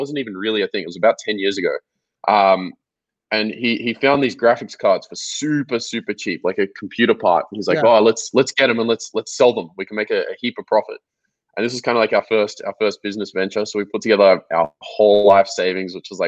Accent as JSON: {"language": "English", "town": "Melbourne", "region": "Victoria", "country": "Australia", "tie": "born or raised there", "said": "So I grew up in Melbourne, Australia. I was born here in 1996"}